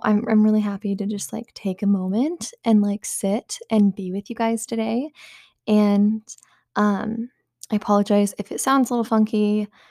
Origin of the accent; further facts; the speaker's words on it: the Bible Belt, United States; growing up in the Bible Belt